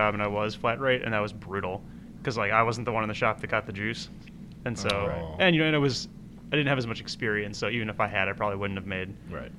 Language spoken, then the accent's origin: English; Glen Ellyn, Illinois, United States; also born or lived in Wheaton, Illinois / Elmhurst, Illinois / Winona, Minnesota; I grew up around here, like in the suburbs of Chicago. So I grew up in Glen Ellen. I lived in Wheaton, Elmhurst. I went to school up in Minnesota for a couple of years.